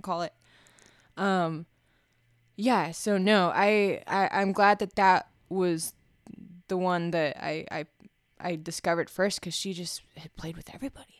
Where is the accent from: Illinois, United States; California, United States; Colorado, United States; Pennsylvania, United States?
Colorado, United States; small hometown near Blue Mesa Reservoir; there wasn't much to do in my hometown, so, like, there, it was real small, and, uh, I would just, like, listen to music in my car at night and drive out to the Blue Mesa Reservoir